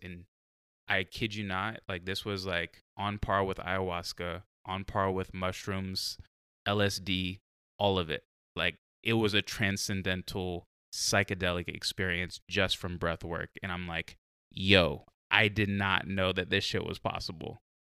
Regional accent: San Diego, California, United States; now in Oregon, United States; I'm from San Diego

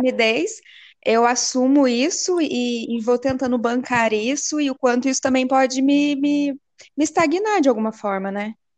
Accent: Cachoeira Paulista, São Paulo, Brazil; sou de Cachoeira Paulista, interior de São Paulo

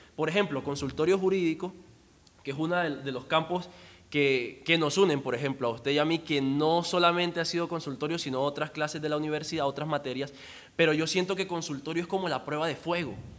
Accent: La Guajira, Colombia; de donde yo vengo, La Guajira.

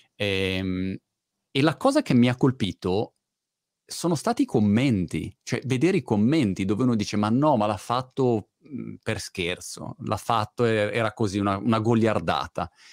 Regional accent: Milan, Lombardy, Italy; moved away as an adult; now in United Kingdom; da ragazzino vivevo a Milano

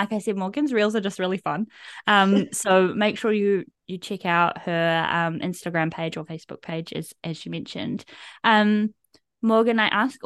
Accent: Kapiti, Wellington, New Zealand; especially that one is in my hometown. I mean, I can come into the city, but like, oh, in Kapiti

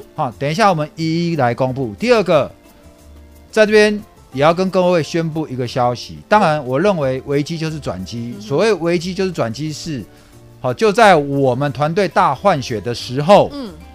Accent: Taipei, Taiwan; 我就在河江街的夜市长大的

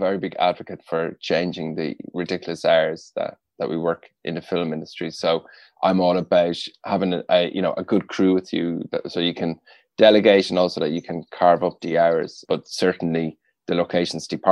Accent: Rathangan, Leinster, Ireland; I'm from Kildare, from a town called Rathangan in Kildare.

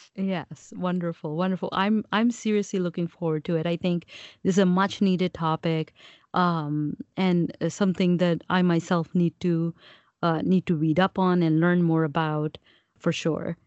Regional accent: Pakistan; I'm Pakistani

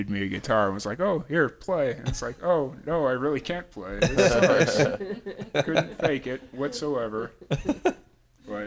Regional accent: Chicago, Illinois, United States; I grew up in South Chicago

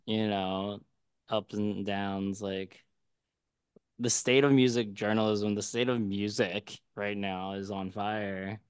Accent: Philadelphia, Pennsylvania, United States; I'm from Philly, and I used to go to the Matt Deason block parties all the time

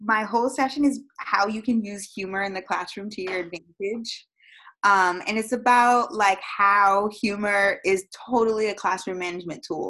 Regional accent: Florida, United States; also born or lived in Massachusetts; I was born in Massachusetts. I was raised in Florida. We moved here probably when I was 3 years old.

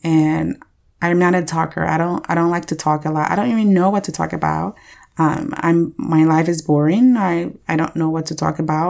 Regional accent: Liberia; moved away; I was born and raised in Liberia, West Africa

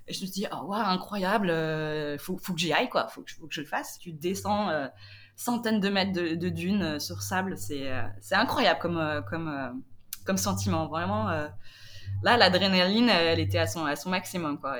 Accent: Nantes, Pays de la Loire, France; moved away; je viens à l'origine de Nantes

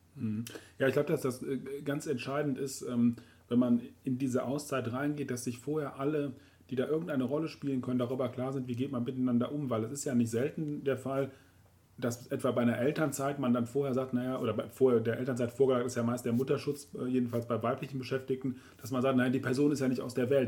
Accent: Rhineland, Germany; bei uns im Rheinland

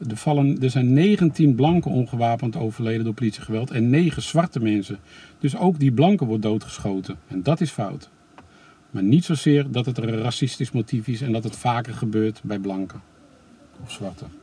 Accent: Netherlands; wij als Nederlanders

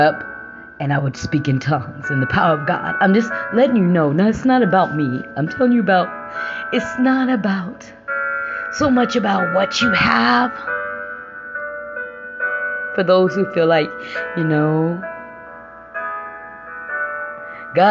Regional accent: Indiana, United States; moved away as an adult; I came back to Indiana. I returned back to my home state 5 years ago

